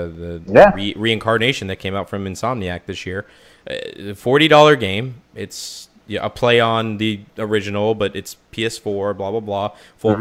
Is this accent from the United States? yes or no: no; Canada; I'm a Canadian. It's in my blood